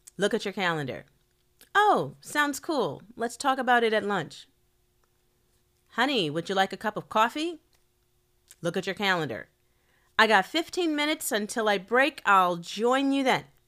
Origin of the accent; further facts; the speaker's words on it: Chicago, Illinois, United States; I'm from Chicago.